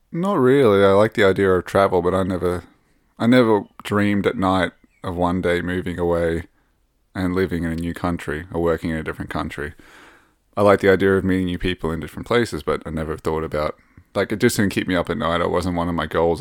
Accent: Rockhampton, Queensland, Australia; moved away as an adult; now in Sweden; I come from Rockhampton in Queensland, and I've lived all up and down Queensland

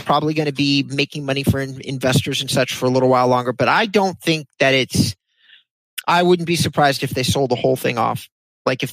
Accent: Thousand Oaks, California, United States; also born or lived in Agoura Hills, California; I grew up in Thousand Oaks and Agoura

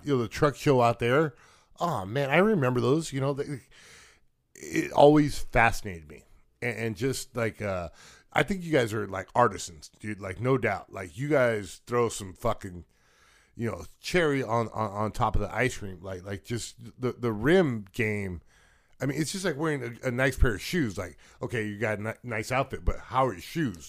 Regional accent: Wilmington, United States; growing up in Wilmington

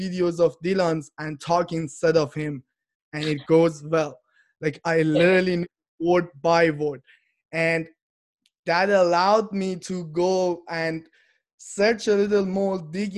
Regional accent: Iran; moved away as an adult; now in Canada; I'm from Iran and I'm living in Canada. I came here about 6 years ago

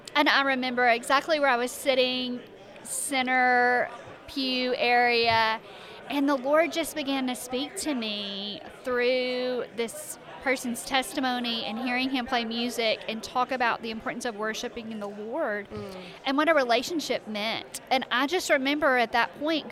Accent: Arkansas, United States; moved away as an adult; I grew up in Arkansas.

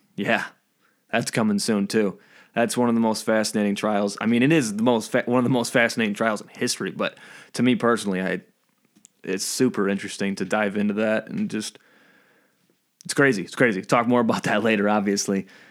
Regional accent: Michigan, United States; we're from Michigan

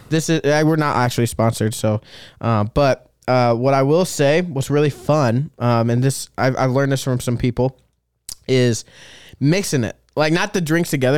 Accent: Des Moines, Iowa, United States; now in Dubuque, United States; I'm from Des Moines, and we have a really nice farmer's market in Des Moines

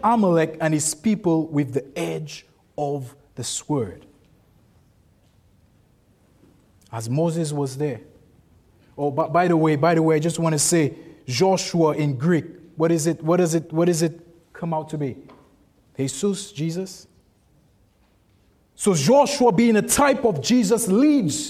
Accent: St. Lucia; I'm from St. Lucia

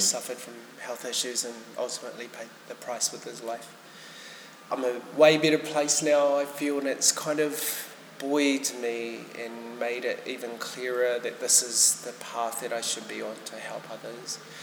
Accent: Whanganui, Manawatū-Whanganui, New Zealand; moved away; I hail from Wanganui originally

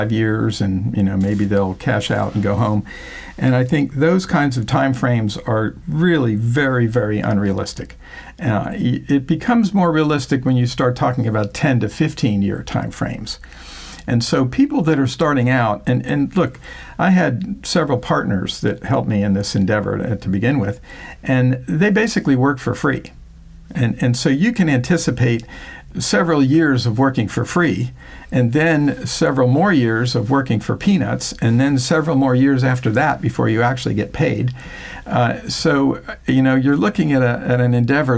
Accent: Florida, United States; born or raised there; also born or lived in Newark, New Jersey

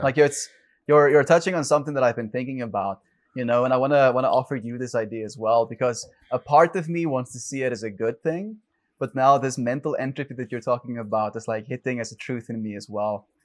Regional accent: South Africa; I grew up in South Africa

